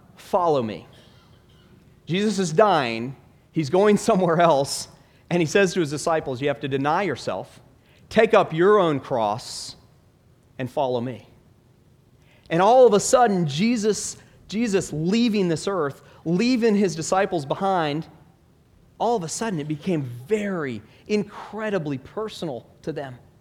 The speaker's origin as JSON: {"language": "English", "town": "Stone Mountain", "region": "Georgia", "country": "United States", "tie": "born or raised there", "said": "I grew up in Stone Mountain, Georgia"}